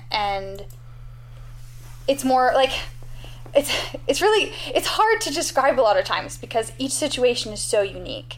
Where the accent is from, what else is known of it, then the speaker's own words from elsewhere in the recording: Canada; as a Canadian